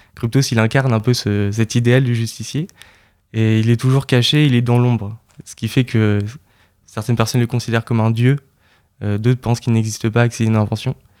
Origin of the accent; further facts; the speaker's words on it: Caen, Normandy, France; also born or lived in Lyon; je suis originaire de Caen